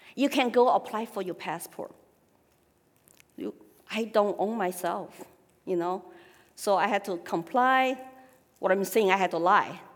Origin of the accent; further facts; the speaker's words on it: Sichuan, China; accent: Sichuan dialect; English is a second language; moved away as an adult; also born or lived in Austin, Texas / Colorado / Hong Kong; now in New Hampshire, United States; talking our Sichuan dialect, it's okay. It's not Mandarin